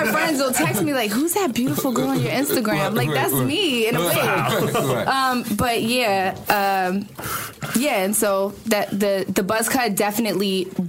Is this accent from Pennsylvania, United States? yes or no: yes; Philadelphia, Pennsylvania, United States; moved away as an adult; now in California, United States; I'm like, yo, I was born and raised in Borden Ellsworth.